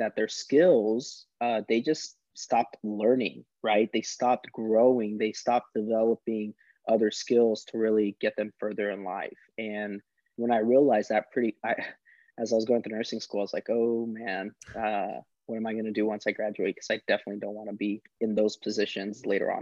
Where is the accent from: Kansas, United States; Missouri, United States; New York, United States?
Missouri, United States; Springfield; also born or lived in California; I was born in California, but was grown and raised there in Springfield, Missouri for 15 years